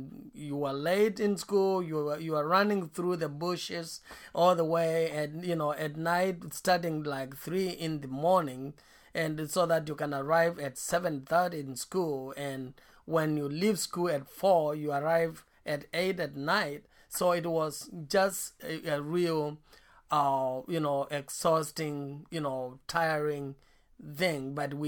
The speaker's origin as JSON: {"language": "English", "region": "Eastern Province", "country": "Kenya", "tie": "born or raised there", "said": "where I was born, I was born in Eastern Kenya, and I was born in a very poor family."}